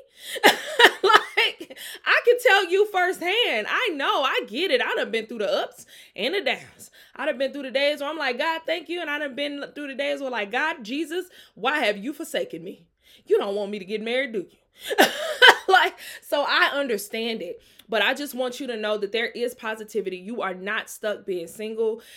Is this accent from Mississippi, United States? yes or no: yes; Jackson, Mississippi, United States; I'm from Jackson, Mississippi.